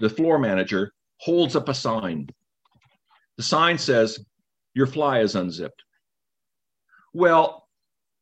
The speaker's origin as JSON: {"language": "English", "town": "Bethel", "region": "Alaska", "country": "United States", "moved": "yes", "said": "I'm from Bethel, because that's where I grew up. I wasn't born there."}